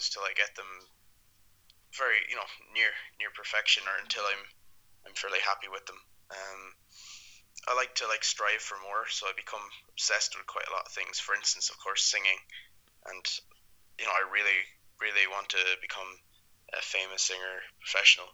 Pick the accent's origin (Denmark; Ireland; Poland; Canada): Ireland; I'm from Ireland